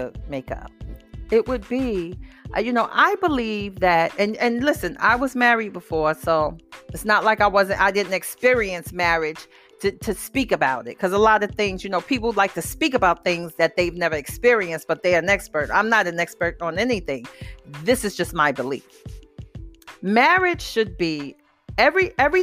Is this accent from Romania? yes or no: no; New York City, New York, United States; I'm from the Bronx